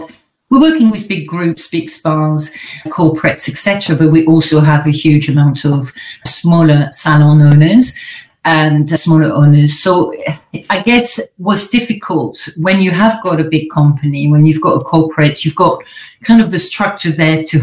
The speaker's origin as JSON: {"language": "English", "country": "France", "tie": "born or raised there", "accent": "French", "second_language": "English", "moved": "as an adult", "lives_now": "United Kingdom", "said": "I'm French originally. I'm sure you've heard, but I've got a bit of an accent where everyone's thinking, where is she from exactly? So I'm French. I was born in France. I lived there till I was 21."}